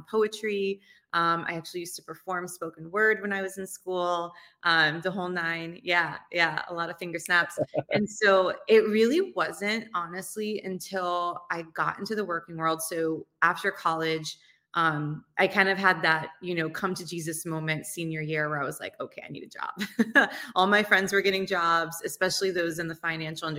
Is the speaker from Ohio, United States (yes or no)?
no; Dover, Delaware, United States; moved away; also born or lived in Hoboken, New Jersey; I actually grew up in Delaware, believe it or not. I was born in Delaware